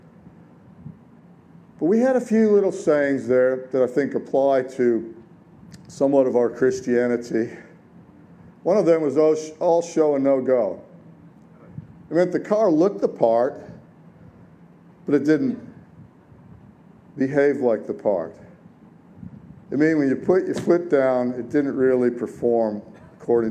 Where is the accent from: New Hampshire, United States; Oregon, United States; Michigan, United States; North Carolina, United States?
Michigan, United States; Detroit; I grew up in the 60s and the 70s in Detroit